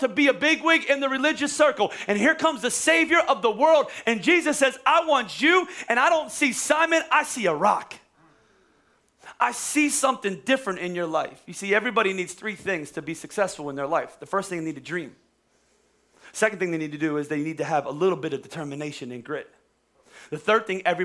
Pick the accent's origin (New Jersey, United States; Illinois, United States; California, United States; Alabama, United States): New Jersey, United States; Bordentown; moved away as an adult; also born or lived in Dallas, Texas; I used to tell people I was from Philadelphia, even though I'm from Bordertown